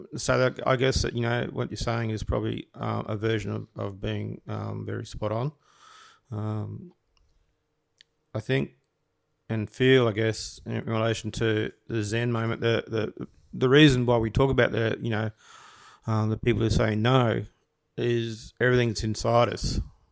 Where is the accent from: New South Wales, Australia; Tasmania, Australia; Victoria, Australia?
New South Wales, Australia; Byron Bay; You know, I grew up in Byron Bay for a couple of years as a kid, and I saw all that, you know, the hippies and all that sort of stuff.